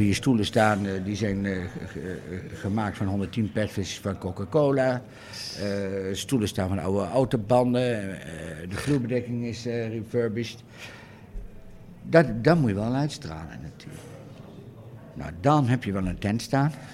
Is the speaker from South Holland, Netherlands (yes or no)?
no; Doetinchem, Gelderland, Netherlands; ik kwam wel van oorsprong uit Doetinchem